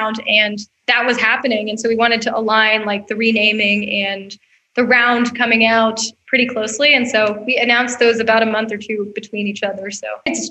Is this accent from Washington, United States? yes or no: no; Atlanta, Georgia, United States; moved away as an adult; now in Bentonville, United States; I'm from Atlanta, and my heart, you know, obviously there's a huge part of me that's still an Atlantan. My family still lives there